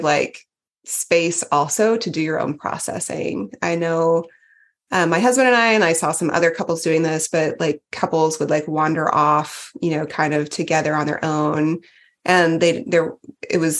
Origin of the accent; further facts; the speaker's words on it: Texas, United States; I was from Texas